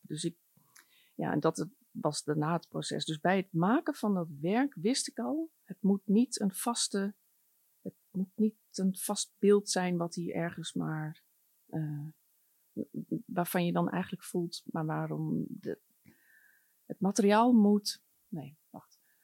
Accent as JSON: {"language": "Dutch", "region": "Groningen", "country": "Netherlands", "tie": "born or raised there", "said": "ik ben opgegroeid in Groningen"}